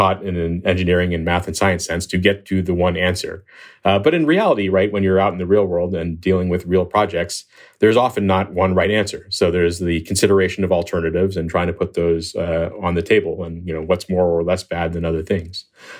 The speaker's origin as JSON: {"language": "English", "region": "Pennsylvania", "country": "United States", "tie": "born or raised there", "said": "I always liked the stars and looking up at the night sky from where I grew up in Pennsylvania."}